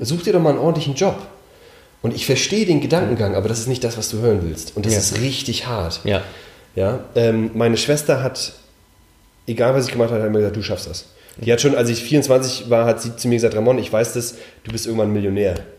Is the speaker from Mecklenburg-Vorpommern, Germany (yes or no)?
yes; Mecklenburg-Vorpommern, Germany; moved away; ich bin in Mecklenburg aufgewachsen